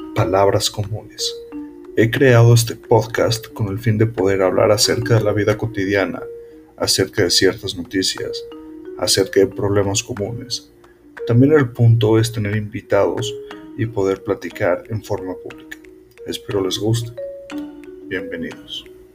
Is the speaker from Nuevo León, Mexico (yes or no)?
no; Mexico City, Mexico; soy de la Ciudad de México